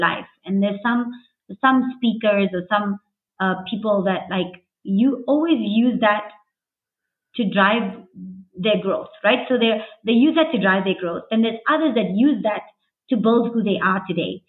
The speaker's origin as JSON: {"language": "English", "country": "South Africa", "tie": "born or raised there", "said": "I was born here, and so were my parents and my grandparents."}